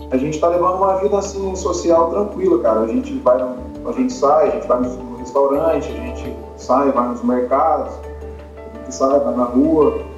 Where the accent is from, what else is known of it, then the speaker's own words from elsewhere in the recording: Aparecida, São Paulo, Brazil; moved away as an adult; also born or lived in Malta / Turkey / Iran / Mexico; now in Vanuatu; eu sou, eu sou do interior de São Paulo, aí, né? Eu sou aí de Aparecida do Norte.